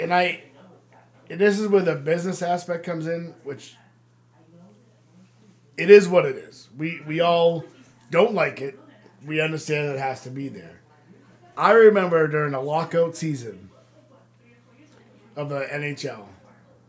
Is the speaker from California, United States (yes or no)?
no; Amesbury, Massachusetts, United States; grew up in there, and it's like my hometown of Amesbury